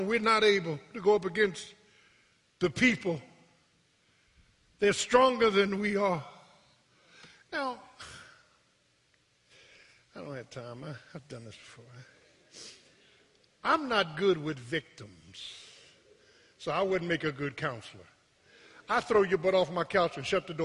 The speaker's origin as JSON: {"language": "English", "town": "Philadelphia", "region": "Pennsylvania", "country": "United States", "tie": "born or raised there", "said": "When I was growing up in South Philly"}